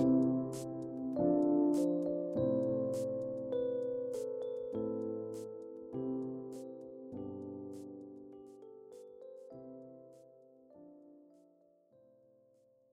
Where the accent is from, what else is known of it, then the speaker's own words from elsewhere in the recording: United Kingdom; As a British person